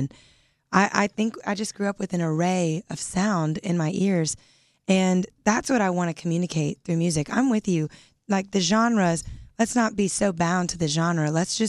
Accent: Louisiana, United States; Originally Louisiana.

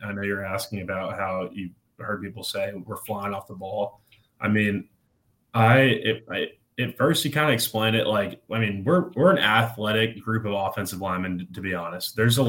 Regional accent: Houston, Texas, United States; I'm from Houston, so we went to the Houston Rodeo. It's the biggest rodeo in the world.

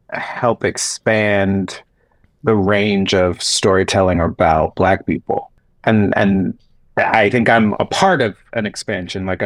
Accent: Gaston County, North Carolina, United States; I was in Gaston County.

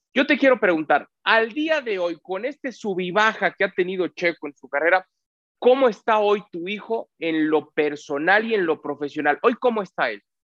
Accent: Mexico; cómo somos los mexicanos

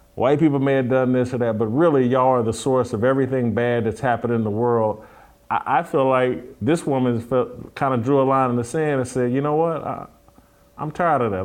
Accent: United States; I'm an American

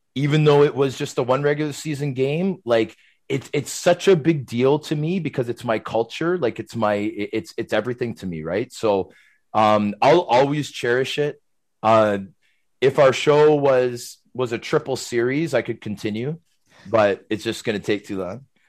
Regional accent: Toronto, Ontario, Canada; I'm a Canadian kid from Scarborough

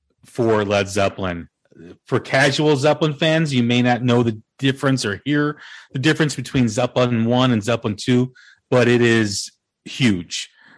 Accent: Chicago, Illinois, United States; my hometown, Chicago

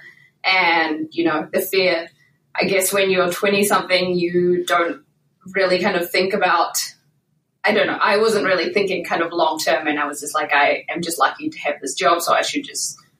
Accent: New Zealand; moved away; In case you can't tell from my accent, I'm originally from New Zealand

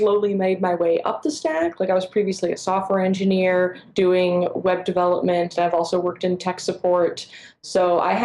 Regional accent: New York, United States; I'm from the Northeast, New York, and that is how you introduce people there

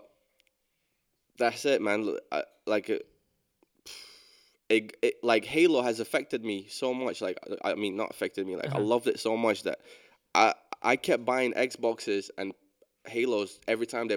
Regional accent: Scotland, United Kingdom; also born or lived in London

